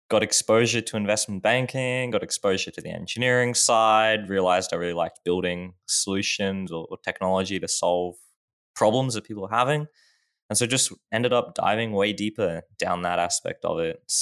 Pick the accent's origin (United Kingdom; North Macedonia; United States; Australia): Australia; Sure. Um, I guess always been in Australia. It's a great place to live.